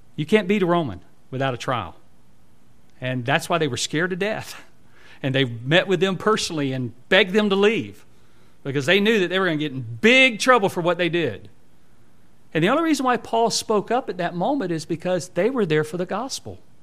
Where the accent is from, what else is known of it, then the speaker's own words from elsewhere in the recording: United States; our American citizenship